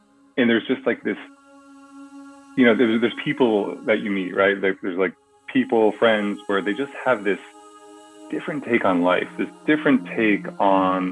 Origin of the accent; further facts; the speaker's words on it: New England, United States; now in California, United States; I grew up in New England, so I had at least seasons